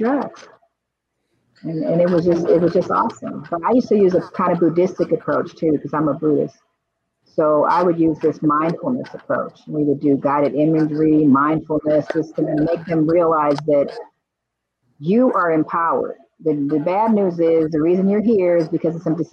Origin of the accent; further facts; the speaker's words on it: Los Angeles, California, United States; I grew up in Crenshaw area. That was I grew up there, went to school there, grew up